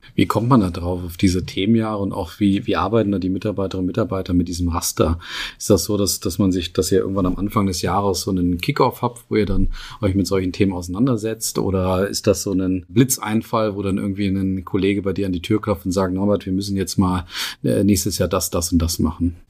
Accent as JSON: {"language": "German", "region": "Northern Germany", "country": "Germany", "said": "Also bei uns in Norddeutschland, wo ich herkomme"}